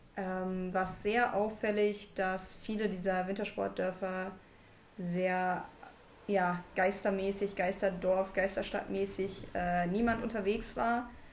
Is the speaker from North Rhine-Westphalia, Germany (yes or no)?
yes; Ruhr area, North Rhine-Westphalia, Germany; moved away; ich komme aus dem Ruhrgebiet, hab da halt auch am Anfang, äh, während meiner Schulzeit und sowas gewohnt